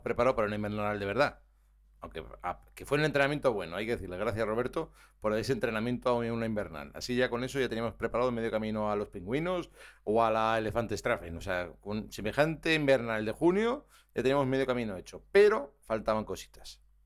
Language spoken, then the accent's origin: Spanish; Navarre, Spain; soy navarro